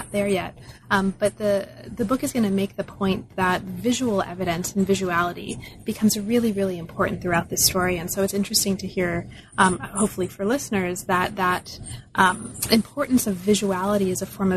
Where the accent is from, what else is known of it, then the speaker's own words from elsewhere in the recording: Closter, New Jersey, United States; also born or lived in Bronx, New York; I was born in the Bronx, but raised in Closter, New Jersey, which no one's ever heard